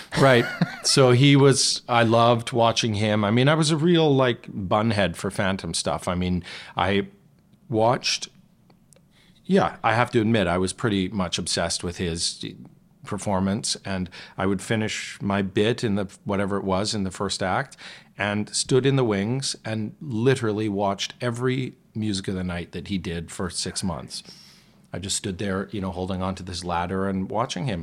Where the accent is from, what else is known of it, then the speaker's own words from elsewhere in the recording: Calgary, Alberta, Canada; moved away; also born or lived in Toronto; where I grew up in Calgary